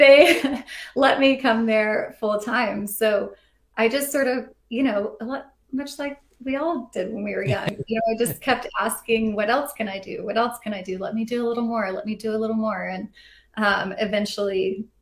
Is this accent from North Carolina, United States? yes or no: no; Fort Worth, Texas, United States; now in Atlanta, United States; I grew up in Fort Worth.